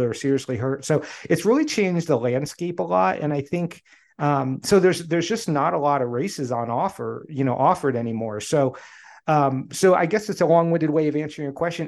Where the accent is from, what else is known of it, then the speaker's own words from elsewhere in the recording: the Poconos, Pennsylvania, United States; I grew up in the Poconos